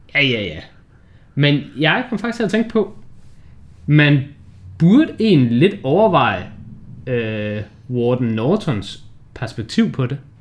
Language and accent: Danish; Denmark; vi er danskere